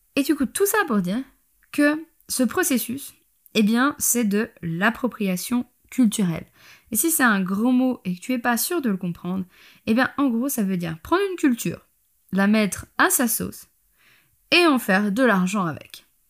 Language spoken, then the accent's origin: French; Switzerland; je suis suisse